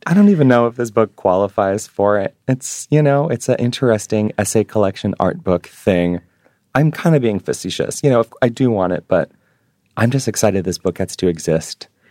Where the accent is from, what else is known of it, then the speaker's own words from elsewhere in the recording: New York City, New York, United States; moved away as an adult; now in Honolulu, United States; being a Jewish New Yorker